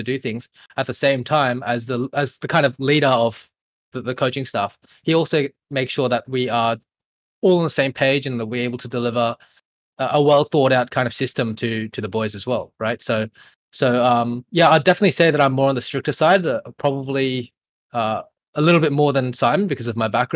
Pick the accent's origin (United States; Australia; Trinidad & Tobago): Australia; born or raised there; also born or lived in Korea